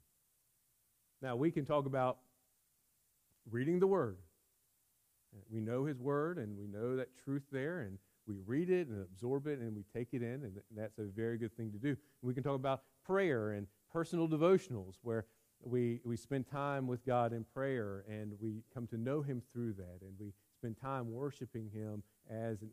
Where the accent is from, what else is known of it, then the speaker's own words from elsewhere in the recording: United States; we as American Christians